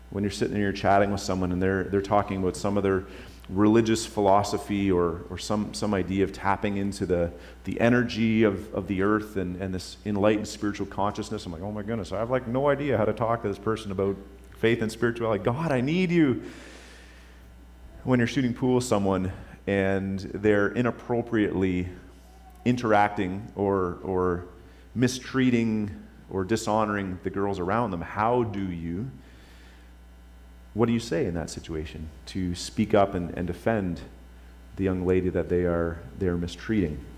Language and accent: English; Topping, Virginia, United States; Anyhow, growing up in Topping, uh, I had not been exposed to some of the things I was exposed to at Joe's place.